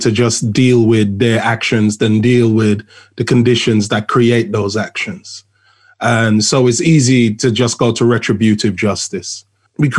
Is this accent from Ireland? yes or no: no; London, United Kingdom; moved away as an adult; now in Australia; I am a Londoner, born and bred. I've been living in Australia now for 8 years.